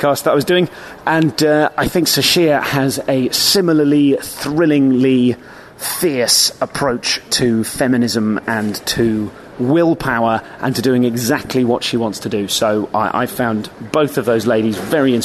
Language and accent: English; England, United Kingdom; an English person performing in Ireland